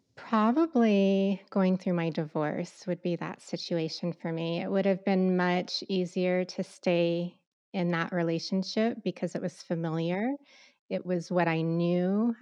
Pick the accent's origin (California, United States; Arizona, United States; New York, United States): Arizona, United States; Southeast; growing up in Southeast Arizona